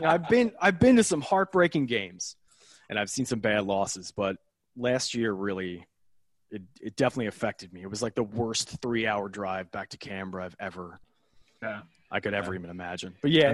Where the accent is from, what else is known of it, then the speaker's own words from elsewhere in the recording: Philadelphia, Pennsylvania, United States; being a Philadelphian